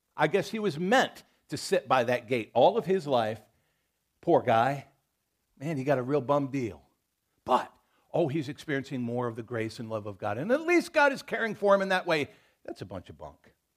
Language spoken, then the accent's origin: English; United States; I'm an American. I'm a proud to be one